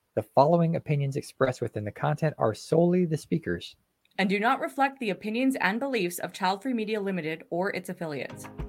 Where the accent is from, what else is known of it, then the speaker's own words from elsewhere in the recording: Canada; I'm Canadian, my family's Canadian